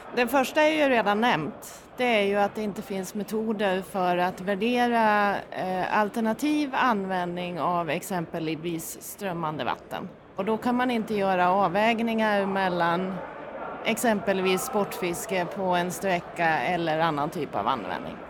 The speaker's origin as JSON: {"language": "Swedish", "area": "near Orsa", "region": "Dalarna County", "country": "Sweden", "said": "Och uppe i Orsa som eh, ligger i närheten där jag kommer ifrån"}